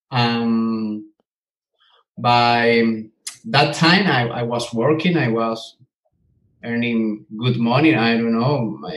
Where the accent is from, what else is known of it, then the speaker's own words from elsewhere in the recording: Venezuela; moved away as an adult; now in Scotland, United Kingdom; I am from Venezuela. We are living now in Scotland. We left the country three years ago.